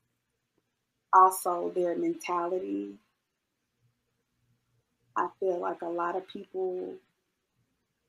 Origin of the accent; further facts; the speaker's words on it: Macon, Georgia, United States; moved away as an adult; When I left Macon, I moved 2 hours away from Macon.